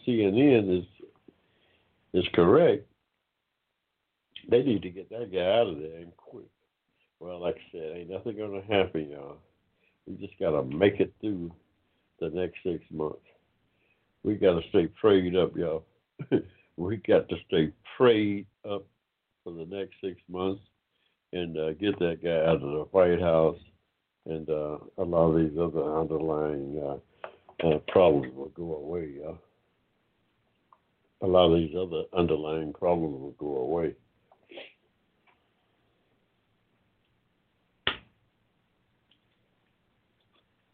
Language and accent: English; United States; I'm of African descent, but I'm an American.